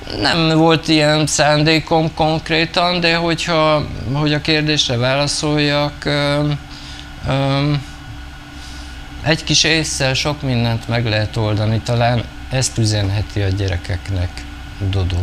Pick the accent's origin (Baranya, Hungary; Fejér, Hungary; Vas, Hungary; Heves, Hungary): Vas, Hungary; Celldömölk; moved away; also born or lived in Budapest / Brussels; én egy kisvárosban nőttem fel